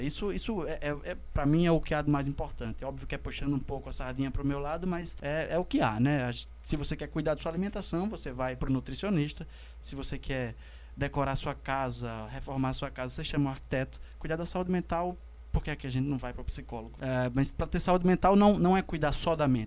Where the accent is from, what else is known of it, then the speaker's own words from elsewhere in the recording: Brazil; enquanto brasileiros